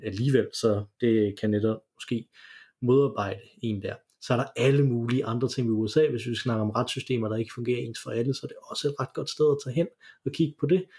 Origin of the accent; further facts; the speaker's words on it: Denmark; når vi kommer fra Danmark